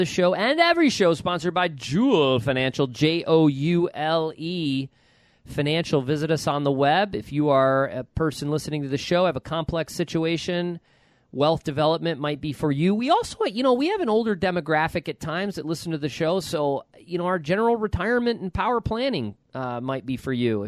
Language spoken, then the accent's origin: English; New York, United States; when I was a kid growing up in New York